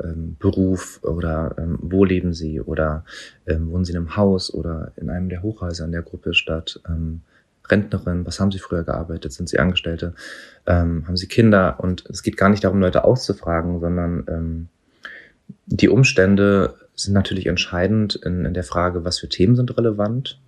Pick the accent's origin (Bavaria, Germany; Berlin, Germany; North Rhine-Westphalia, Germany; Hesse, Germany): Berlin, Germany; ich bin hier in Neukölln geboren und aufgewachsen.